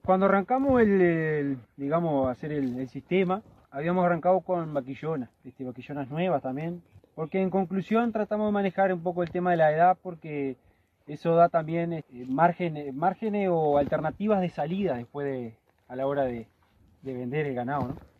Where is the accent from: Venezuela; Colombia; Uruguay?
Uruguay; San José; soy de acá de San José, natal